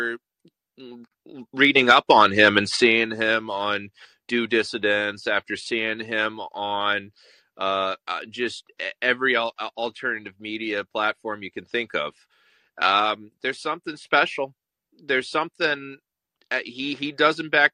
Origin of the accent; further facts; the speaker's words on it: Lowell, Massachusetts, United States; With love from Lowell, Massachusetts